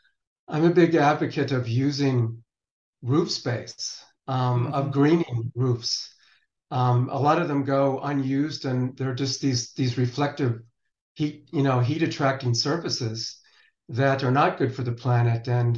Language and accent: English; Western United States, United States; growing up in the Western United States in a city that has 300 plus days of sunshine every year